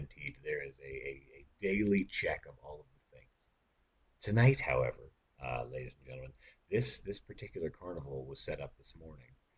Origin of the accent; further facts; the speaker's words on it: Texas, United States; And I said, "No, I'm from Texas."